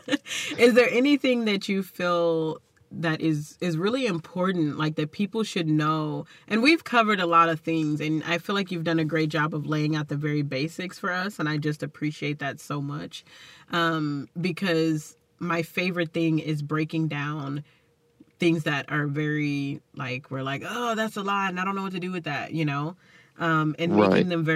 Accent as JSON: {"language": "English", "region": "Texas", "country": "United States", "accent": "Texas", "said": "my Texas accent"}